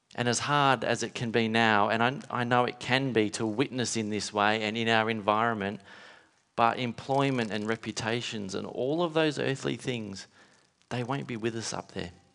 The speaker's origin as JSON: {"language": "English", "region": "Western Australia", "country": "Australia", "tie": "born or raised there", "said": "growing up in Western Australia"}